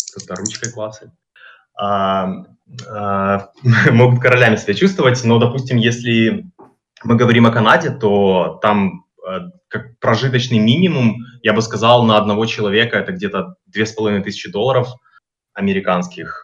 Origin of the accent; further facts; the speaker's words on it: Kyiv, Ukraine; moved away as an adult; also born or lived in Canada; now in Mexico; Я родился сам в Киеве, прожил всю жизнь в Киеве